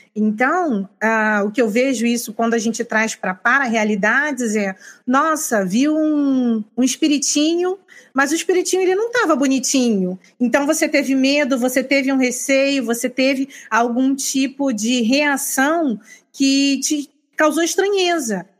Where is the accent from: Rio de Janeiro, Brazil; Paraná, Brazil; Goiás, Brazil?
Rio de Janeiro, Brazil; also born or lived in Northeast Brazil; now in Northeast, Brazil; Eu sou carioca, moro no Nordeste